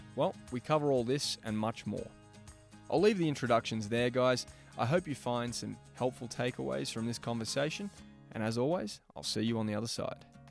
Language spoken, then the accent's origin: English; Melbourne, Victoria, Australia; Growing up in Melbourne